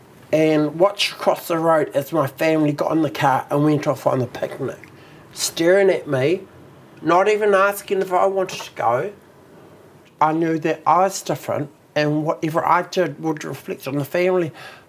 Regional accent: Taranaki, New Zealand; born there; I was born in Taranaki, like.

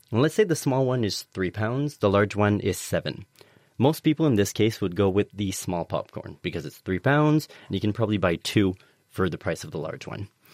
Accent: Canada; now in United Kingdom; I'm an immigrant. I'm from Canada

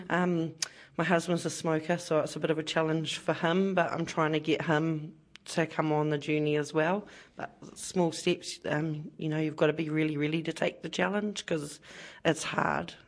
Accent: Porirua, Wellington, New Zealand; I'm born and bred in Porirua

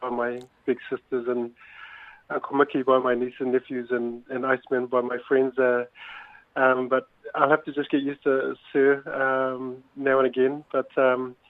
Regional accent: Auckland, New Zealand; I grew up in West Auckland. I'm born and bred

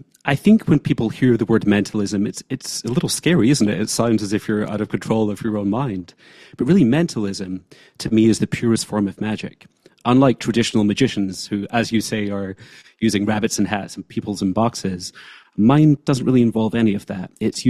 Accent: Scotland, United Kingdom; moved away as an adult; now in New York City, United States; So I'm from the lowlands of Scotland. I grew up in the Clyde Valley. And really, that's where I got my start.

